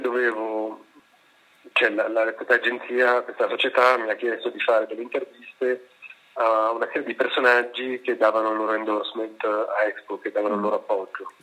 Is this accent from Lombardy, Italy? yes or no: yes; Milan, Lombardy, Italy; lo dico da milanese, cioè da persona che ha vissuto a Milano tutta la vita